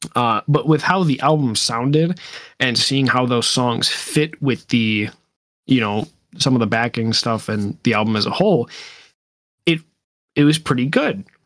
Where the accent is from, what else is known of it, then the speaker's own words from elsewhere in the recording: United States; I am American